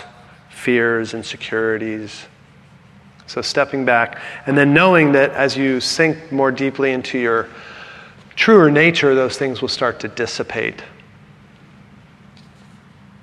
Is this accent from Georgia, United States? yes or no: no; San Francisco, California, United States; also born or lived in San Diego; I was raised in San Francisco